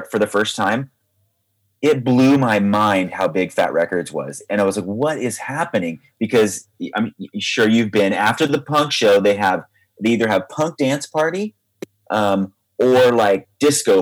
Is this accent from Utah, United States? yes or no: no; Paradise, California, United States; moved away as an adult; also born or lived in East Bay, California / San Francisco, California; I grew up, I was born actually in the East Bay, which is near San Francisco. Yep. And then I left here when I was 4 years old, and I moved to Northern California to a town called Paradise